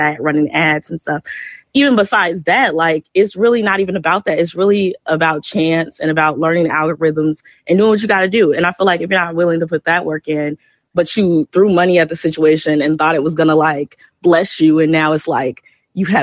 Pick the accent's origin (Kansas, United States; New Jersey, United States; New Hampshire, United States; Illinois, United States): Illinois, United States; Chicago; I'm from Chicago